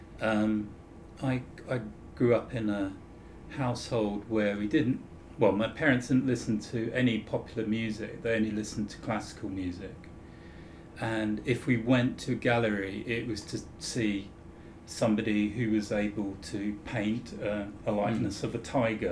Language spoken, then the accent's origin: English; Croydon, London, United Kingdom; I grew up in Croydon